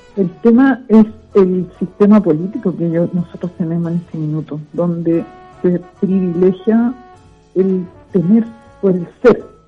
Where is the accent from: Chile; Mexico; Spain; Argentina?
Chile; Viña del Mar, Valparaíso; also born or lived in Villa Alemana / Playa Ancha / Quilpué; nací en Viña del Mar un 9 de noviembre de 1952